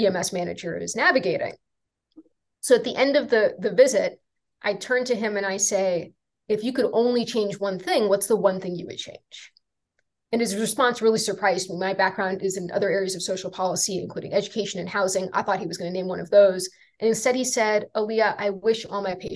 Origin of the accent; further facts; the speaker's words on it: Atlanta, Georgia, United States; I was in Atlanta, Georgia, my hometown.